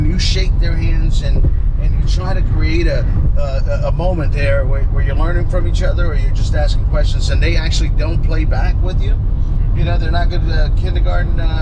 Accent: Orlando, Florida, United States; moved away; it's going to be in my hometown. It's going to be in our hometown

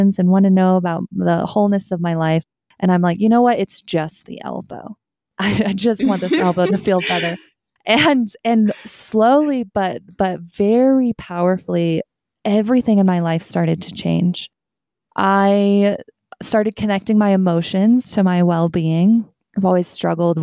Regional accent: Kansas, United States; moved away as an adult; now in Colorado, United States; I grew up in Central America, not the US, so in Kansas. And so Midwest

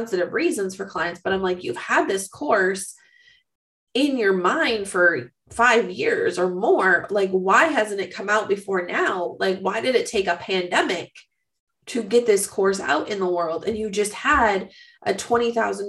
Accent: Minnesota, United States; stereotyping me as a Minnesotan

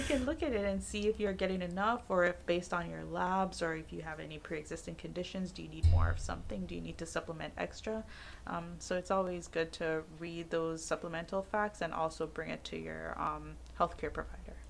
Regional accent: Jamaica; I'm Jamaican

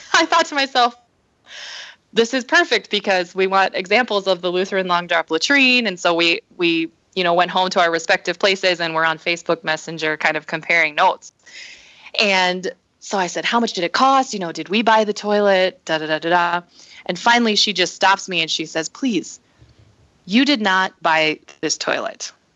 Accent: northern Minnesota, United States; also born or lived in South Korea; I was adopted at the age of six months, so I grew up here in the States in northern Minnesota with my family

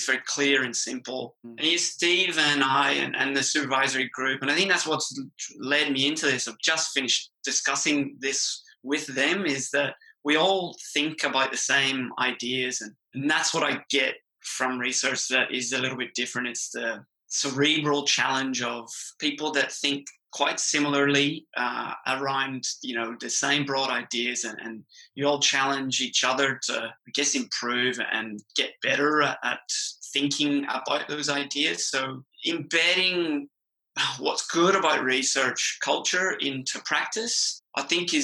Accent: Ireland; accent: Irish; moved away as an adult; now in Australia; I'm Irish

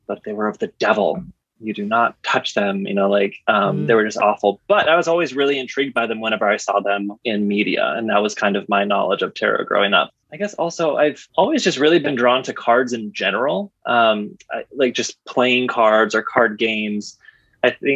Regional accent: Midwest, United States; I'm originally from the Midwest

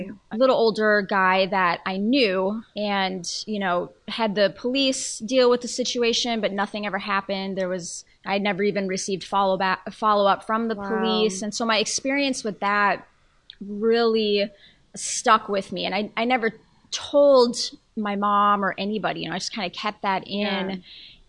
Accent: Colorado, United States; in Colorado, in my home state

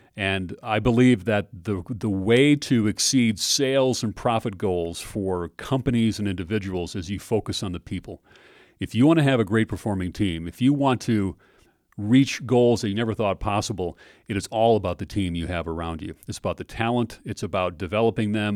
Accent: Minnesota, United States; I grew up in Minnesota

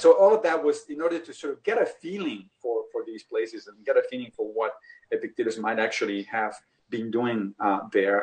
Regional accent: Rome, Lazio, Italy; I grew up in Italy in Rome

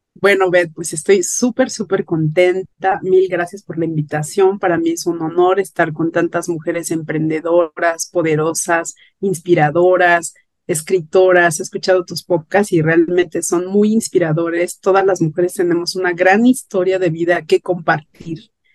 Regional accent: Mexico City, Mexico; yo soy de la Ciudad de México

